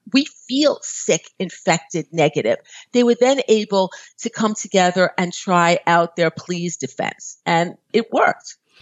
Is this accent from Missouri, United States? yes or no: no; New York, United States; moved away as an adult; I'm from New York